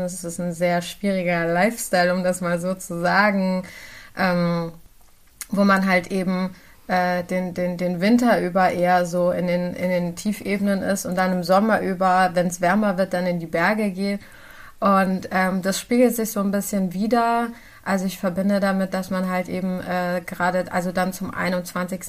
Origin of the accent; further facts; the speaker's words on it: Germany; ich bin in Deutschland geboren, aber meine Eltern sind äh, Kurden aus dem ähm, irakisch besetzten Teil von Kurdistan